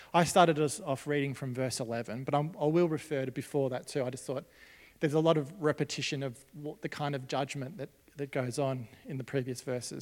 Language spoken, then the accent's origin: English; Australia; As Australian Christians